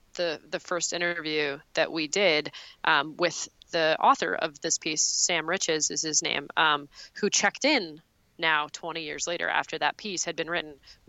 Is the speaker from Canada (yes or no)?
yes; Montreal, Quebec, Canada; it's not as good as Montreal, my hometown